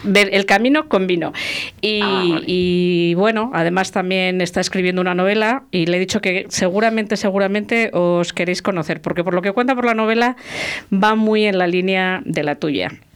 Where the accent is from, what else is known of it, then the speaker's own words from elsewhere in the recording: La Rioja, Spain; mi tierra, en Santo Domingo de la Calzada, en Cuzcurrita